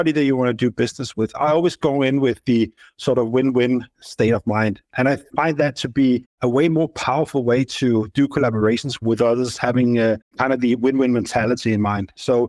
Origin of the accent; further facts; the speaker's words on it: Copenhagen, Capital Region of Denmark, Denmark; moved away as an adult; also born or lived in London / Dubai; Yeah, I was born and raised here. I've been living in Copenhagen most of my life. I did have a dip abroad. I spent a few years in London. I also spent 8 years in Dubai and now returned to Copenhagen.